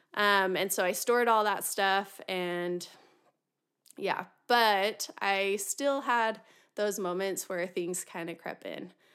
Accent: Utah, United States; I was born and raised in Utah

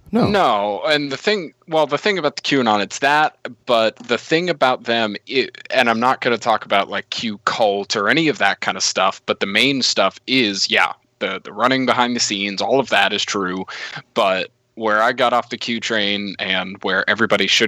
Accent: Florida, United States; Yep yeah, growing up in Florida, it was always it was always Seminole because those bastards owned everything.

